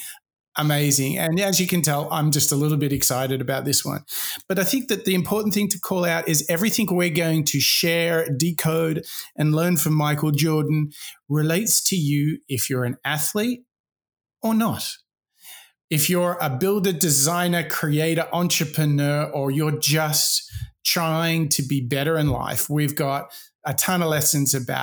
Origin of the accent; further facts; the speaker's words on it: Sydney, New South Wales, Australia; growing up in Sydney, Australia